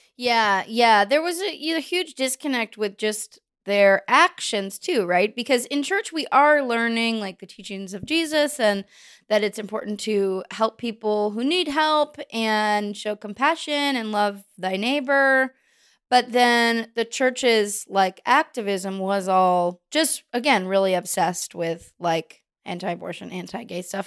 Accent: Bay Area, California, United States; I was Baptist, but it's interesting 'cause I grew up in the Bay Area.

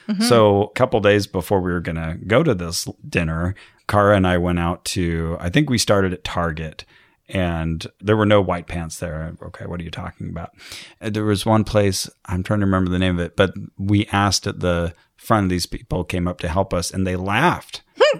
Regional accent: Santa Cruz, California, United States; now in Los Angeles, United States; There's one up in Santa Cruz. I ate it not too long ago when I was visiting in my hometown.

